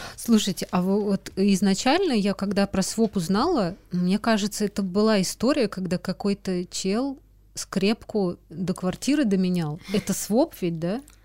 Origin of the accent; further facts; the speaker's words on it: Moscow, Russia; moved away as an adult; now in Saint Petersburg, Russia; Я тоже из Москвы с молодым человеком вот переехала в Питер